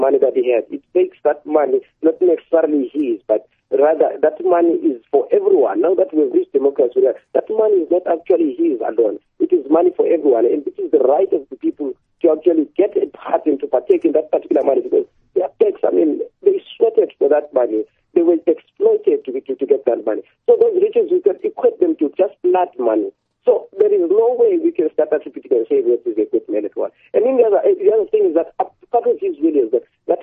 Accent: Zimbabwe; now in South Africa; I'm from Zimbabwe

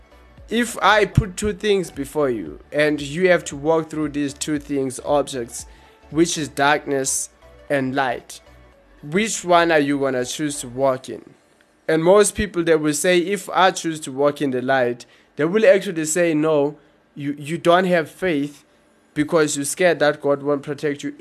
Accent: Eastern Cape, South Africa; I grew up in Eastern Cape, so those are like rural areas.

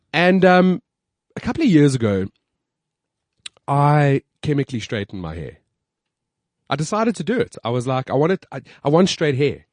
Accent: Johannesburg, Gauteng, South Africa; my hometown, Johannesburg.

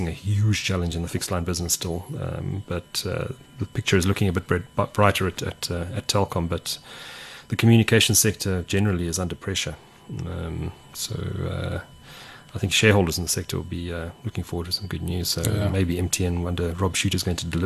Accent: South Africa; as a South African

